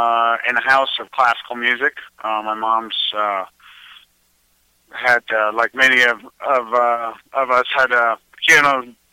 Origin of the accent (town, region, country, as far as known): Colorado, United States; born or raised there; also born or lived in New Jersey